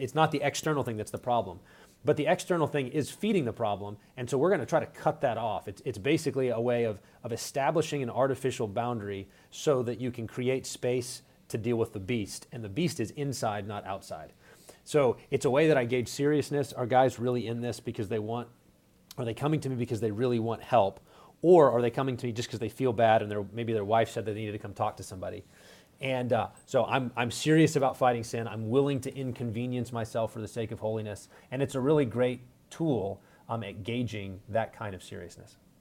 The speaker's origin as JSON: {"language": "English", "region": "West Texas", "country": "United States", "tie": "born or raised there", "moved": "as an adult", "lives_now": "Minneapolis, United States", "said": "I'm originally from West Texas. Uh, grew up there"}